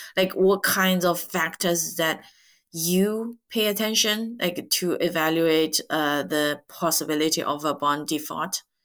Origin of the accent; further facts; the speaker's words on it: China; English is a second language; majority of Chinese after 1976, myself included, uh, you know, study English uh, starting fifth grade